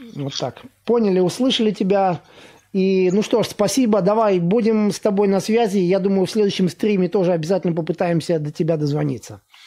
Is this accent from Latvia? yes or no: yes; Latvia; я из Латвии сам